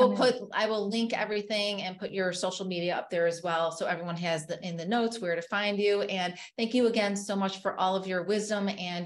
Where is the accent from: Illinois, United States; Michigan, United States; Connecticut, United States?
Illinois, United States; Chicago; I'm from Chicago and from the North Shore where you're located